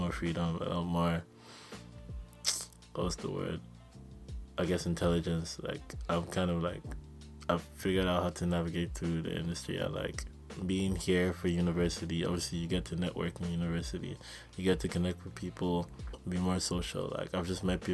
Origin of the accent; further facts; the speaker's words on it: Nigeria; moved away; also born or lived in Vancouver; we're all Nigerian